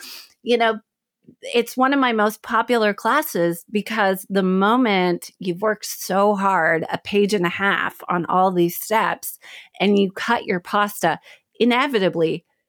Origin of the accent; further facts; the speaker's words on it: Oklahoma City, Oklahoma, United States; I'm from the Midwest. And so my family kept pushing art history.